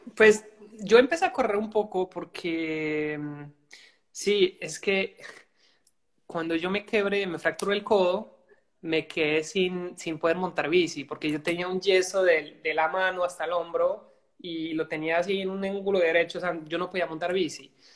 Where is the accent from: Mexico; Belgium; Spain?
Belgium; soy de Bélgica.